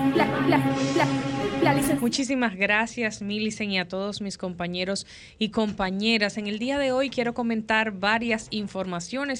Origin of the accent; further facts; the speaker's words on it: Dominican Republic; somos como dominicanos y como dominicanas